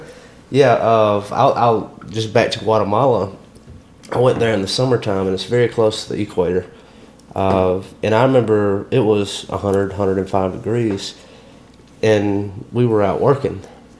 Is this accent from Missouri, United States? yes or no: no; Tuscaloosa, Alabama, United States; moved away as an adult; now in Starkville, United States; I grew up around Tuscaloosa